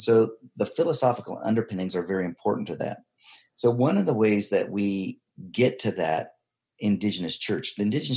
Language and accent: English; United States; moved away as an adult; also born or lived in Tanzania; I come in as an American missionary